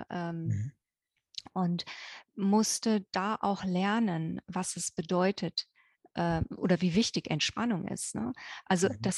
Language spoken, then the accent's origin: German; Germany; ihr hört es ja an meinem Akzent. Ne? Äh, ich bin äh, in Deutschland aufgewachsen und äh, auf dem Land ganz wohl behütet